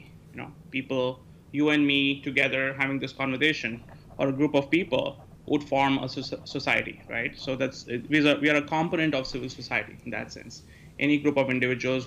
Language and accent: English; India; now in United States; I'm from India originally. I grew up there.